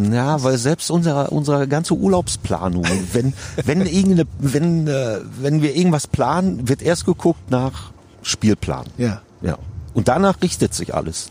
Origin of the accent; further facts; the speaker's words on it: Davensberg, North Rhine-Westphalia, Germany; Wir beide kommen aus Davensberg im schönen Münsterland